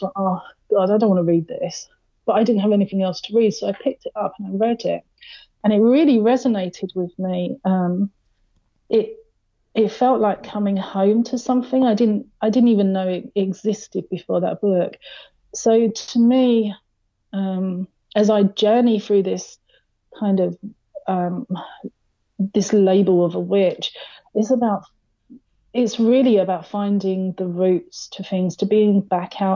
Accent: London, United Kingdom; moved away; I'm originally from London, which obviously, as you know, is a huge city

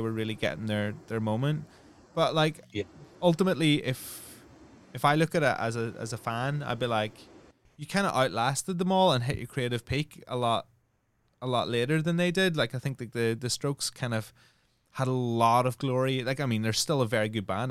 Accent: Northern Ireland, United Kingdom; I come from Northern Ireland, which was Catholics and Protestants

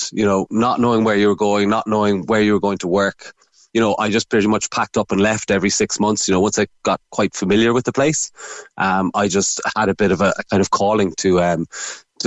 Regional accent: Ireland; as an Irish person

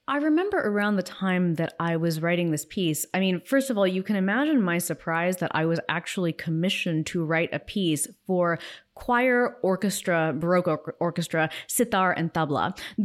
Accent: Los Angeles, California, United States; I grew up in Los Angeles, where I still live, and I certainly had my parents and my grandparents, all of whom were immigrants, around me.

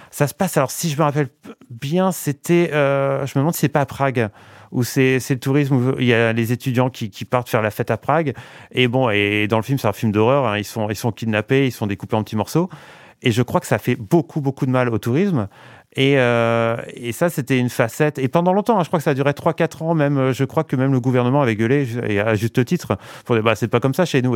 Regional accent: Valenciennes, Hauts-de-France, France; moved away; je suis né à Valenciennes, j'ai passé 20 ans de ma vie à Valenciennes.

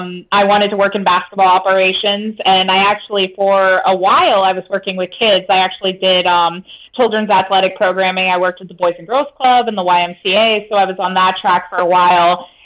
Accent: Billings, Montana, United States; moved away as an adult; also born or lived in North Carolina / South Florida; now in Destin, United States; I'm born and raised in Billings, Montana, randomly. So I was in Montana for years. And then I went to college in North Carolina

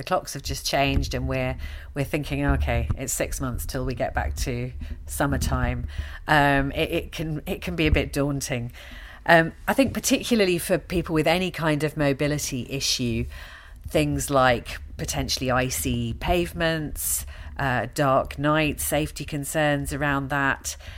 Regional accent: London, United Kingdom; moved away as an adult; now in Glasgow, United Kingdom; I'm actually a Londoner, as you can probably tell from my accent. And I've lived in Glasgow for a decade now

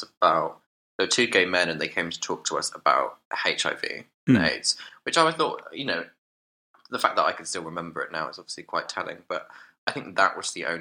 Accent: Dorchester, South West England, United Kingdom; now in London, United Kingdom; I grew up in Dorchester, to be precise, the county town of Dorset

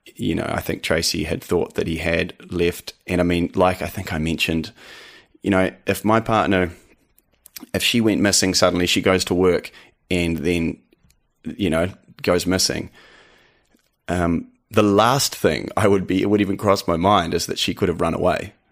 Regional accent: New Zealand; accent: eighty percent Kiwi, twenty percent American; also born or lived in Canada; I am actually Canadian, um, was born in Canada. You know, I had moved to New Zealand when I was young, but my mother's Canadian, and I actually went back to Canada for a couple years when I was, uh, teenager

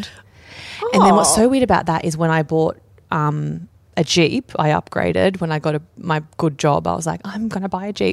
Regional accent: Camden, New South Wales, Australia; I'm from Camden

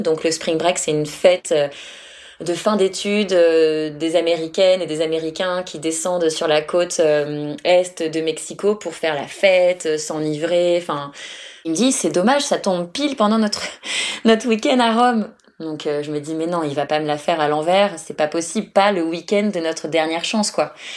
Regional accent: France; moved away as an adult; now in Australia; je suis française

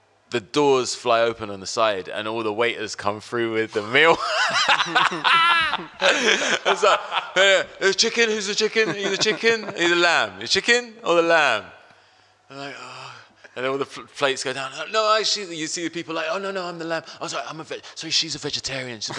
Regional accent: London, United Kingdom; growing up in West London.

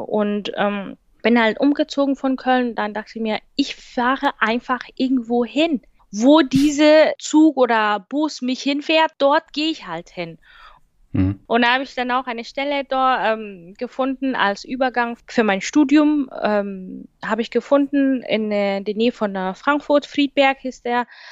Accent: Kenya; German is a second language; moved away as an adult; now in Germany; fliege ich zurück nach meinem Heimatland

